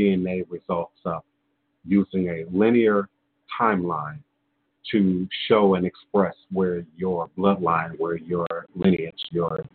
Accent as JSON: {"language": "English", "region": "the American South", "country": "United States", "tie": "born or raised there", "said": "being born and raised in the American South"}